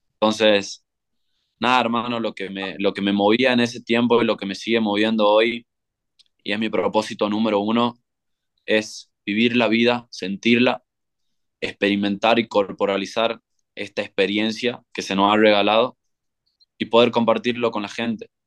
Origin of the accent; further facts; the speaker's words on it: Tucumán, Argentina; moved away as an adult; also born or lived in Tulum, Mexico / San Cristóbal de las Casas, Mexico; yo soy de Tucumán, Argentina, en el norte de Argentina